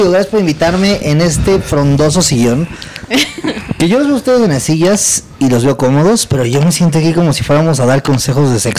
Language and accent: Spanish; Mexico; uno como mexicano era la primera vez que iba a dar show en Estados Unidos.